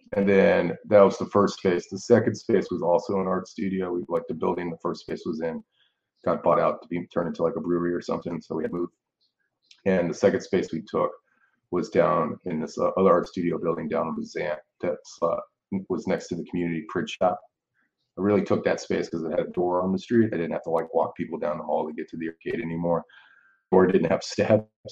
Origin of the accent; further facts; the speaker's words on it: New Orleans, Louisiana, United States; I'm from New Orleans, Louisiana. I'm born and raised here.